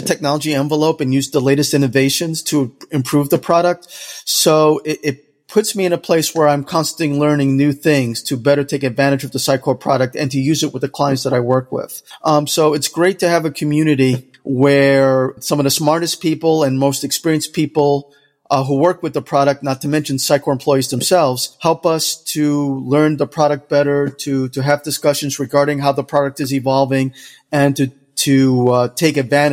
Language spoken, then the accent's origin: English; New York, United States; now in Jacksonville, United States; I'm originally from New York, what you would call a New Yorker, but I'm also Dominican. I currently live in Jacksonville, Florida